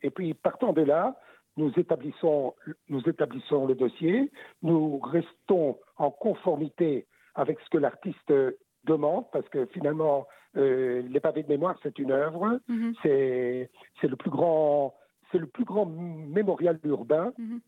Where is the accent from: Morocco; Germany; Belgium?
Belgium; chez nous, en Belgique